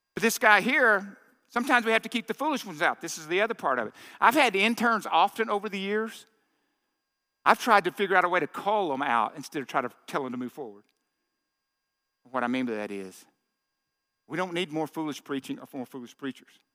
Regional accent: Arkansas, United States; I grew up in Arkansas in that little uh, uh, car lot my dad had

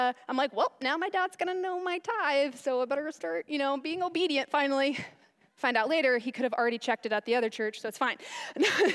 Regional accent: Chandler, Arizona, United States; I'm from Chandler

